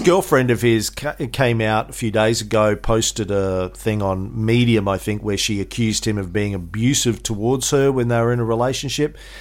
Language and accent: English; Australia; as an Australian